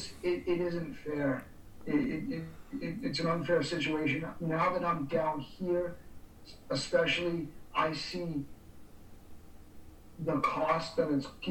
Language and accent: English; Boston, Massachusetts, United States; I grew up in the Boston area